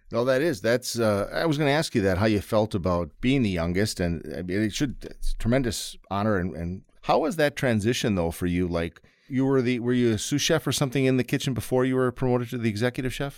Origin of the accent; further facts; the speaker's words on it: Wisconsin, United States; we're from Wisconsin